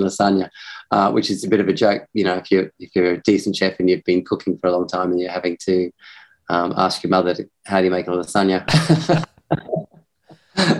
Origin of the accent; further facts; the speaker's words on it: Australia; accent: ocker; also born or lived in Hong Kong; now in Hampshire, United Kingdom; being Australian